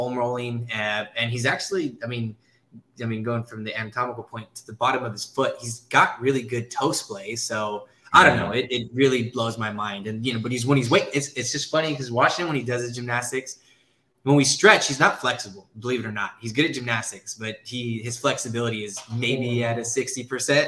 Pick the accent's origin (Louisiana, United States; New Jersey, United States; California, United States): California, United States; Gustine; now in Turlock, United States; I'm from Gustine